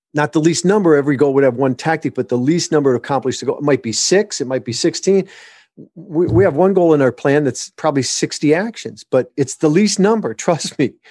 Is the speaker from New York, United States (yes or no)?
no; Michigan, United States; moved away as an adult; also born or lived in Southern California; My wife and I were, were born and raised in Michigan.